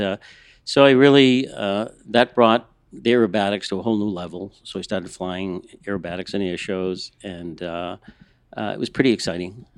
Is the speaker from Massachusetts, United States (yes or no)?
yes; Boston, Massachusetts, United States; moved away as an adult; now in Los Angeles, United States; I'm from the East Coast. I'm a Boston kid